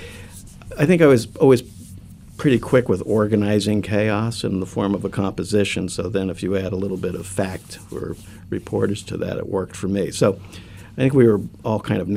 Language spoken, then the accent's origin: English; southern Florida, United States; also born or lived in Jersey City, New Jersey; I grew up in a really small town in southern Florida. I was born in Jersey City